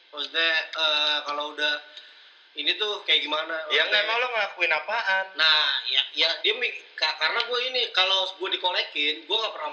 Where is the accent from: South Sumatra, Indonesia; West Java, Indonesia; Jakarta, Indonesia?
Jakarta, Indonesia; now in Pekanbaru, Indonesia; karena gue orang Jakarta gue pindah ke Pekanbaru